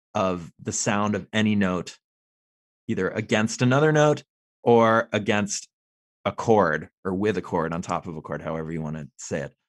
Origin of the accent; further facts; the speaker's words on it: Los Angeles, California, United States; I grew up in Los Angeles